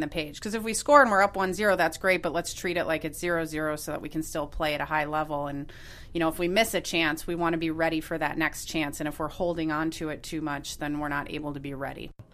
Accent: Minneapolis, Minnesota, United States; moved away as an adult; also born or lived in Evanston, Illinois / Santa Clara, California; now in Chicago, United States; I grew up in Minneapolis

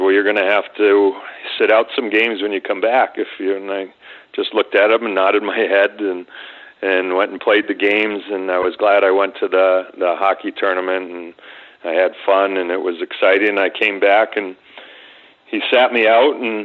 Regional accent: Connecticut, United States; I grew up in Connecticut, like I said, playing hockey through public schools all the way up through high school my sophomore year

